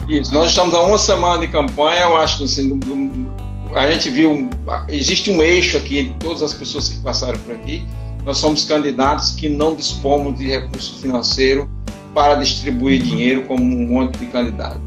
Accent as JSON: {"language": "Portuguese", "country": "Brazil", "tie": "born or raised there", "said": "nasci na periferia, me criei na periferia do Cristo Redentor, nunca saí do Cristo Redentor, vivo aqui há 52 anos"}